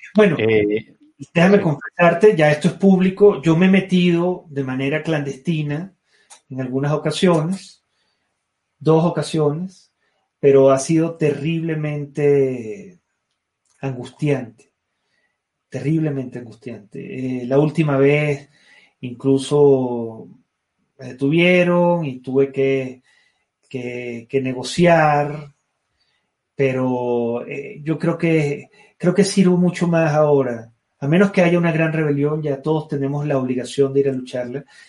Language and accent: Spanish; Venezuela; moved away as an adult; volver a su país, bañarse en sus mares, respirar sus brisas, escalar sus montañas, tomar su café, ver a mi gente, hablar mi idioma, escuchar mi acento